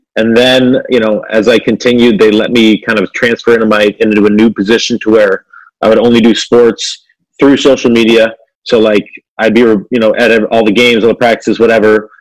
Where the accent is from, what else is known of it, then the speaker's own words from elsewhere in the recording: Fort Lauderdale, Florida, United States; now in Cleveland, United States; I was actually born and raised in Fort Lauderdale, Florida